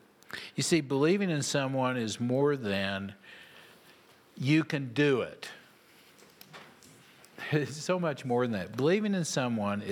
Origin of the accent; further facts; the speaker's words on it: Oklahoma, United States; moved away; I was from Oklahoma